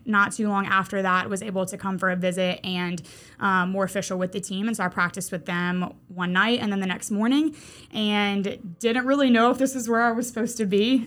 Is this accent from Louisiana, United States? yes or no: yes; Mandeville, Louisiana, United States; moved away as an adult; now in Mobile, United States; Mandeville, Louisiana, absolutely. That is my hometown.